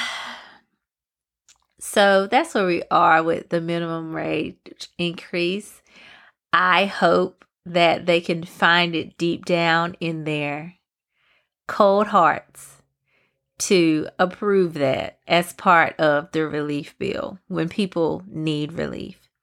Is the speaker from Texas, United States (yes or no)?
no; Pembroke, North Carolina, United States; my hometown, Pembroke, North Carolina